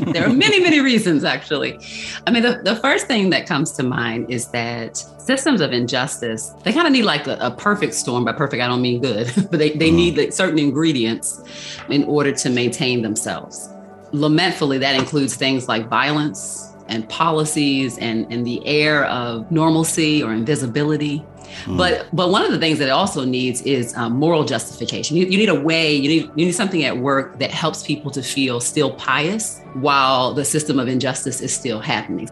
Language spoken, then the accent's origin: English; Baltimore, Maryland, United States; I am from Charm City, Baltimore, Maryland. And y'all know, I love my city. Mm-hmm. So yeah, that's where I was born and raised.